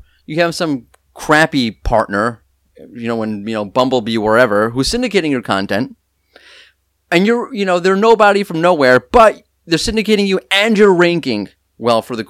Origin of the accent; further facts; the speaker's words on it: New York, United States; I'm from New York.